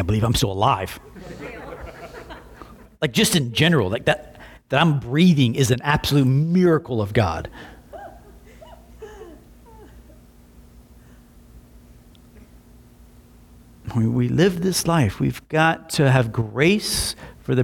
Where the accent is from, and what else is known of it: Slapout, Alabama, United States; born or raised there; also born or lived in Montgomery, Alabama